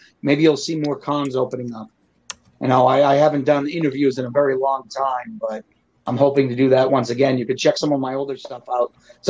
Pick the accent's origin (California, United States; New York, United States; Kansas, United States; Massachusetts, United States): Massachusetts, United States; Gloucester; I'm always from Gloucester, Massachusetts. Mm-hmm. Not a lot of people know that, but that's my hometown.